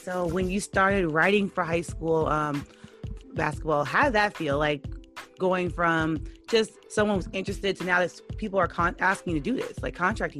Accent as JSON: {"language": "English", "region": "New York", "country": "United States", "also_born_or_lived": "DC area", "moved": "yes", "lives_now": "Washington DC area, United States", "said": "I'm from New York, but I live here now."}